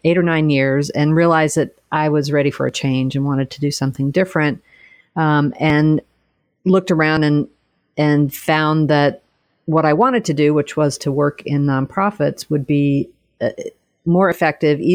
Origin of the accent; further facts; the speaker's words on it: Texas, United States; moved away; I'm originally from Texas, grew up and went to college there